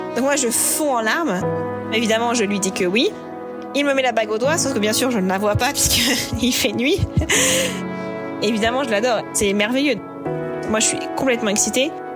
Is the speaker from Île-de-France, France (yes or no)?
no; Normandy, France; il sait que je suis normande